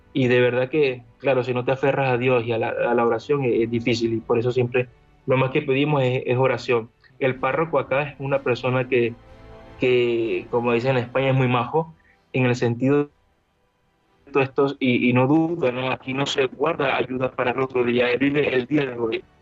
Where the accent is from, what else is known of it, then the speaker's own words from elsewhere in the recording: Venezuela; now in Lviv, Ukraine; Yo vengo de una, provengo de una zona de Venezuela muy peligrosa, crecí entre mafias, entre disparos